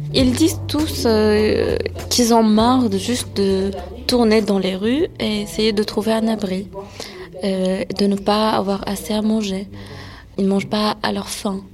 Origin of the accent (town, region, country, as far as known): France; born or raised there